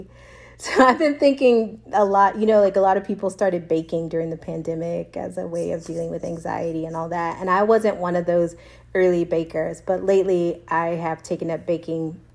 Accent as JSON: {"language": "English", "region": "Texas", "country": "United States", "moved": "as an adult", "lives_now": "Austin, United States", "said": "I'm originally from Texas, Austin's new to me. Yeah. And also I haven't lived in Texas in 15 years"}